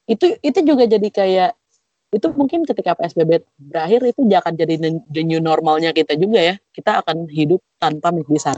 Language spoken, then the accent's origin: Indonesian; Jakarta, Indonesia; Ya kebetulan kita tuh berlima kan emang ya ya lahir dan besar di Jakarta gitu ya.